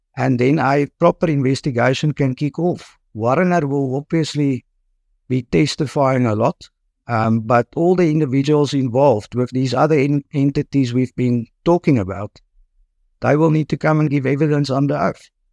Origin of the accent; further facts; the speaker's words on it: Potchefstroom, North West, South Africa; now in Pretoria, South Africa; I'm born and bred in Port of Durham, so I studied there in at the University in Potchefstroom